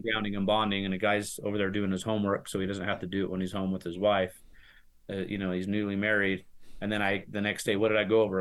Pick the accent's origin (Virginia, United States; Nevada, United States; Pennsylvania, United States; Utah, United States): Utah, United States; Salt Lake City; now in Santaquin, United States; I am from Salt Lake City, but we moved about five six years ago down to Santaquin, Utah